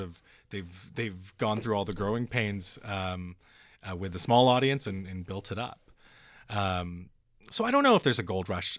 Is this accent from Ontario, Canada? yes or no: no; North Vancouver, British Columbia, Canada; I live in North Van, and, and I grew up in North